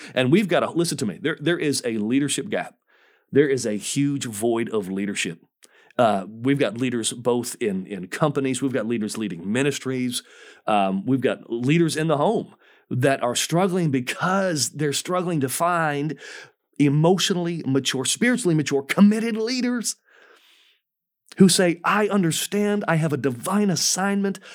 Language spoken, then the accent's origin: English; Michigan, United States; moved away as an adult; the first forty years of my life, I grew up in Michigan